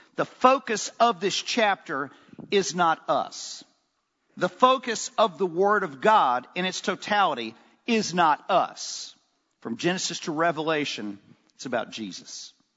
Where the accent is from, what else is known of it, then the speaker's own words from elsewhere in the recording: Oxford, Mississippi, United States; growing up in Oxford, Mississippi, I had a great dad